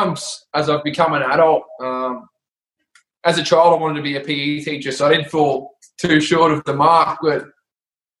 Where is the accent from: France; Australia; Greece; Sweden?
Australia; Brisbane, Queensland; I grew up in Brisbane, Strathpine, Bray Park